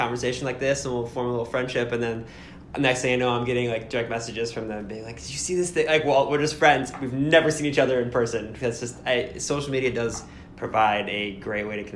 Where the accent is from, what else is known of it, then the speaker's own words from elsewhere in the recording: Lorain, Ohio, United States; I grew up in Lorraine